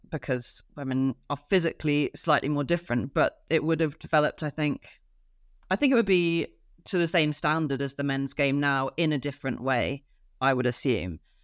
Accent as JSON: {"language": "English", "town": "Oxford", "region": "South East England", "country": "United Kingdom", "tie": "born or raised there", "said": "I grew up in Oxford"}